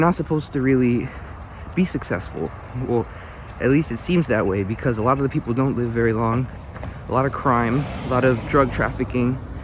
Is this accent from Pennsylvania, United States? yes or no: yes; Philadelphia, Pennsylvania, United States; I was born and raised in North Philadelphia, um, also known as the Badlands